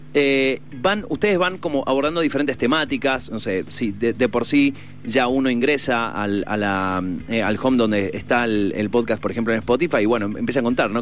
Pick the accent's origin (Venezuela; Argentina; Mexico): Argentina; nosotros como, como argentinos